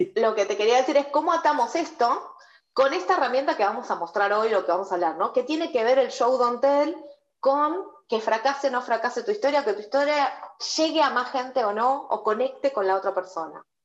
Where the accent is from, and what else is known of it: Argentina